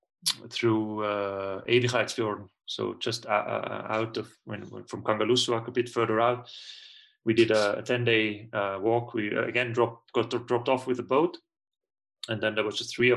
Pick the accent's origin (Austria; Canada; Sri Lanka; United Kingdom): Austria; Tyrol; moved away as an adult; I'm originally from Tyrol in Austria. I was born there. I lived there the first 18, 19 years of my life. So I grew up in the mountains.